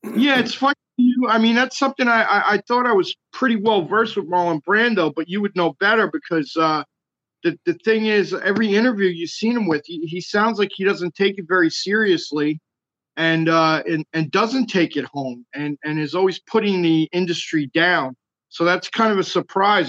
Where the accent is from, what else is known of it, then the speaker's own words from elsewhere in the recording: Jersey City, New Jersey, United States; moved away as an adult; also born or lived in New York City; now in Burbank, United States; I'm originally born and raised in Jersey City